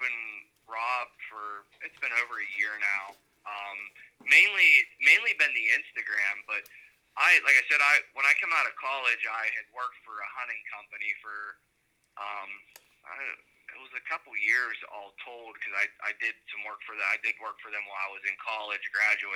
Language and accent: English; Evans City, Pennsylvania, United States; also born or lived in Washington County, Pennsylvania / Clarion, Pennsylvania; I grew up about an hour north in a little town called Evan City, Pennsylvania, in Butler County. I've lived in PA my entire life